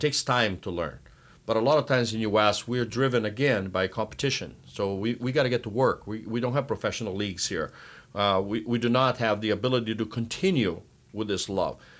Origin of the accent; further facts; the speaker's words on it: Brazil; now in United States; growing up in Brazil, I had a, the pleasure of working with Kemeni's father